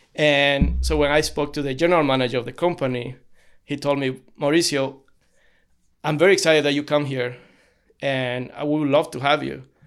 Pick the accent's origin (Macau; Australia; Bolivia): Bolivia; Cochabamba; moved away as an adult; now in United States; I was born in Cochabamba, Bolivia.